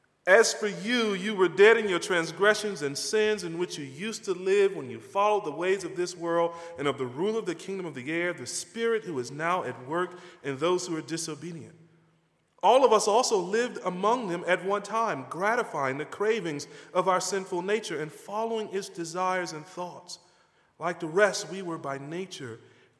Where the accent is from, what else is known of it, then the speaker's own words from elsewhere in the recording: North Carolina, United States; moved away; I grew up in a small town in North Carolina.